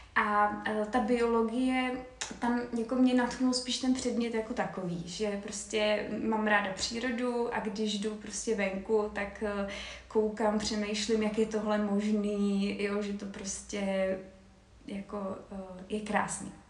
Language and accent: Czech; Czechia; jako Češi